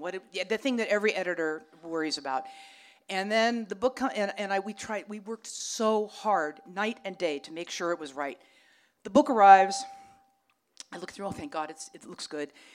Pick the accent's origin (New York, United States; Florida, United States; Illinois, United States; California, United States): California, United States; Los Angeles; I grew up on Vermont, right up the street here